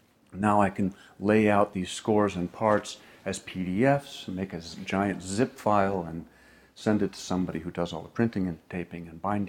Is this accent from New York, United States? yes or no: yes; New York, United States; It's not really my place. I'm a New Yorker, and I was just saying something.